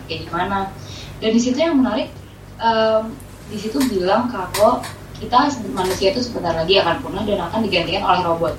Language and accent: Indonesian; Bekasi, West Java, Indonesia; gue tuh mengakui gue anak Bekasi